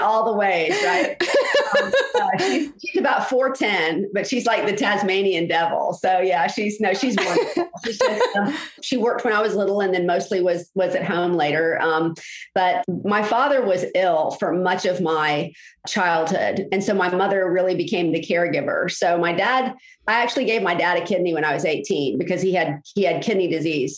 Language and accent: English; Jacksonville, Florida, United States; I grew up in Jacksonville.